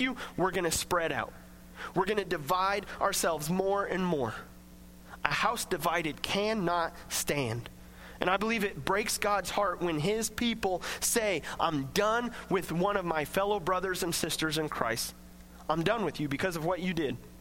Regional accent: Coffeyville, United States; I grew up in Coffeeville

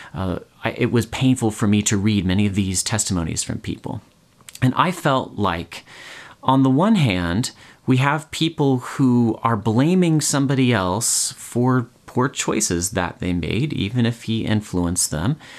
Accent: United States; I, I guess as American

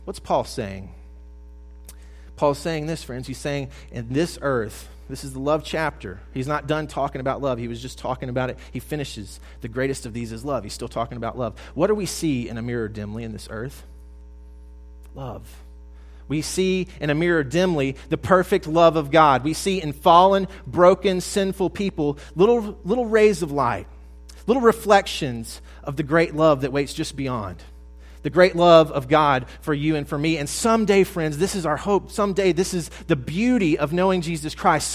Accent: South Mississippi, United States; I'm from the Deep South. I grew up in South Mississippi

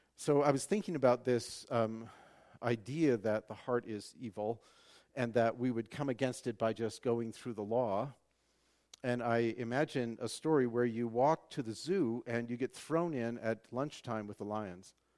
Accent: Western Washington, United States; my hometown has a big, uh, um, fair, the Western Washington State Fair.

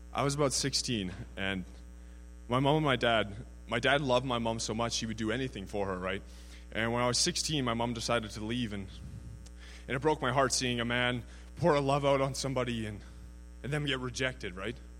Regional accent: Prince George, British Columbia, Canada; I'm from Prince George, BC, 21 years of age

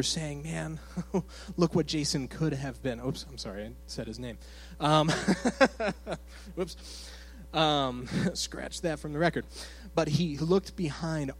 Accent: Phoenix, Arizona, United States; moved away as an adult; also born or lived in Michigan; I'm from Phoenix, Arizona, originally. And so I was raised in the church

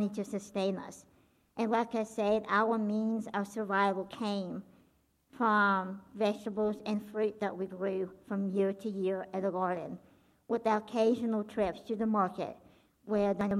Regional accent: Belarus; I was born and grew up in a country called Belarus

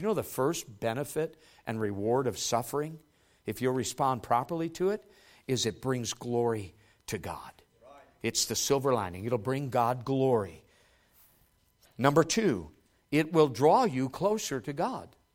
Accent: United States; who we are as American believers

